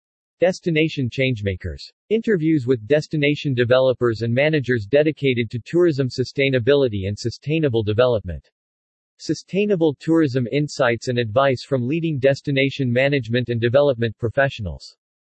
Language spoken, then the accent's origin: English; Germany; English is a second language; now in Bangkok, Thailand; When I was around 16 years old, growing up in Germany, my father told me that the future will be in Asia